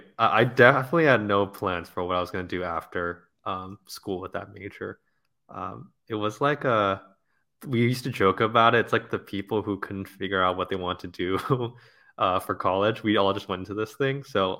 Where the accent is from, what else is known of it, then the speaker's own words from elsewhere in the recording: La Crescenta, California, United States; Yeah, I was born somewhere like in Hollywood or something like that, and then have grown up in La Crescenta, suburb of LA, my whole life. So went to school at USC, still live out in Los Angeles, so haven't left the city.